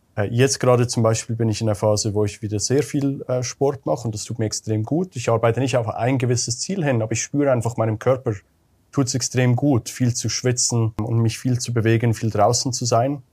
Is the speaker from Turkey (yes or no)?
no; Switzerland; moved away as an adult; Bin ursprünglich Schweizer wie du, Pascal, aber habe die letzten 15 Jahre nomadisch gelebt, eigentlich fast überall auf der Welt